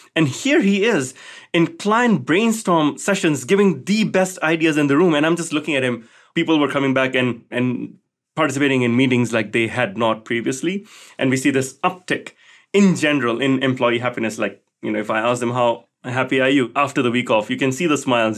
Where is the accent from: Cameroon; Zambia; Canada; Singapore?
Singapore; Growing up in Singapore